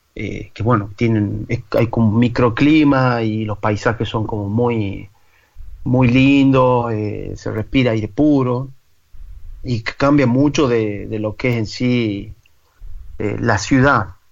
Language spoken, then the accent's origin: Spanish; San Miguel de Tucumán, Tucumán, Argentina; moved away as an adult; also born or lived in Toulouse, France; now in Paris, France; yo nací en San Miguel de Tucumán, que es la capital de Tucumán